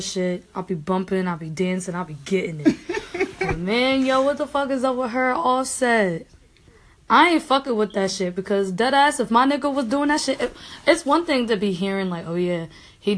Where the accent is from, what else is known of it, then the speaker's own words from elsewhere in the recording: Philadelphia, Pennsylvania, United States; I'm from Philly